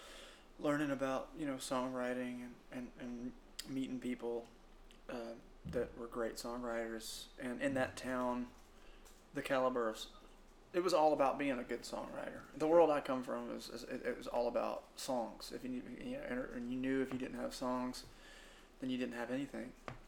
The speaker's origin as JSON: {"language": "English", "town": "Shreveport", "region": "Louisiana", "country": "United States", "tie": "born or raised there", "also_born_or_lived": "Muscle Shoals, Alabama", "moved": "yes", "said": "I grew up in Shreveport, Louisiana. Mom and dad split up when I was about 4 months old, and mom and I moved in with my grandfather."}